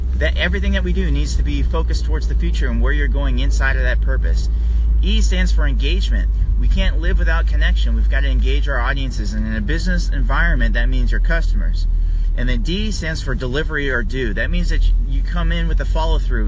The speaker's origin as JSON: {"language": "English", "region": "California", "country": "United States", "tie": "born or raised there", "moved": "yes", "lives_now": "Maryland, United States", "said": "I'm from California originally"}